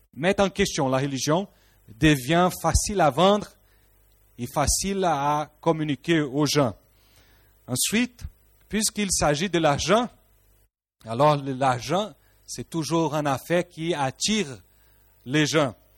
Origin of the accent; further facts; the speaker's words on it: Rio de Janeiro, Brazil; French is a second language; moved away; Rio de Janeiro au Brésil d'où moi je suis, je suis un Brésilien